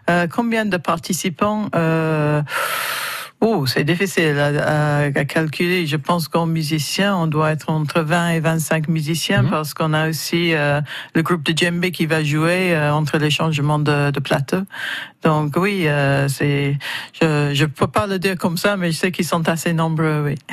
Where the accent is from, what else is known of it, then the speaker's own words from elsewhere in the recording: France; moi, en tant que Français